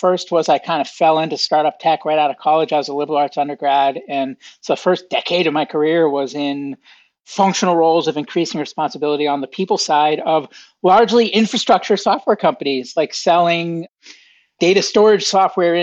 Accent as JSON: {"language": "English", "town": "Boston", "region": "Massachusetts", "country": "United States", "tie": "born or raised there", "said": "I grew up outside of Boston, Massachusetts in the United States."}